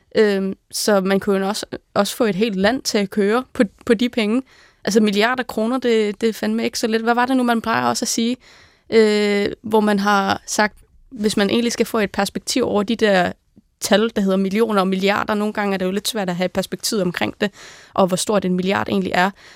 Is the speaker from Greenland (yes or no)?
yes; Greenland; moved away as an adult; now in Denmark; derhjemme, altså hjemme i Grønland